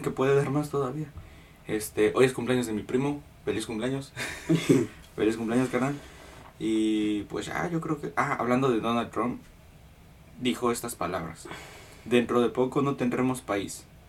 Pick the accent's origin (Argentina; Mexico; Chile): Mexico; now in Houston, United States; Yo soy mexicano